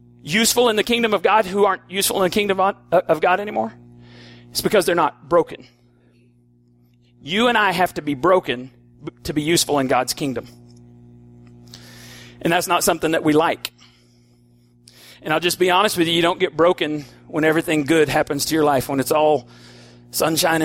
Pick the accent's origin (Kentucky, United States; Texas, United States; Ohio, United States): Texas, United States; Borger; We're from Borger.